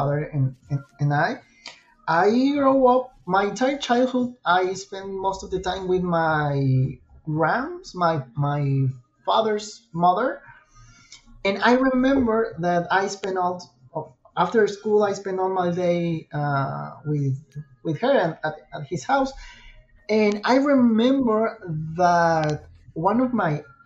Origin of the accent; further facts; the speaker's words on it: Irapuato, Guanajuato, Mexico; English is a second language; I'm from Mexico and English is not my native language